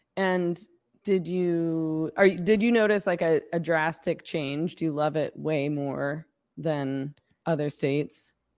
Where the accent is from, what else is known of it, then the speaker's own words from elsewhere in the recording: Vancouver, British Columbia, Canada; I'm from B C, so I'm from the West